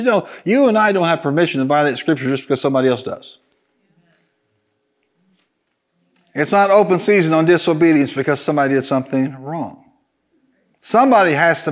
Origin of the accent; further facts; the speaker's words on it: Carbondale, Illinois, United States; in Carbondale where I was raised